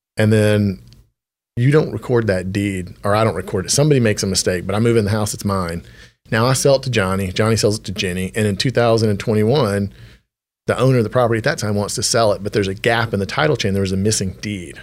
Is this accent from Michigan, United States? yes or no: no; Temple, Texas, United States; I grew up in Temple, Texas